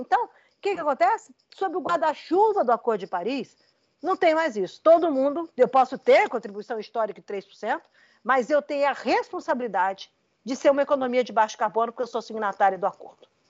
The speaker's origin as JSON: {"language": "Portuguese", "country": "Brazil", "said": "com muito orgulho como brasileira"}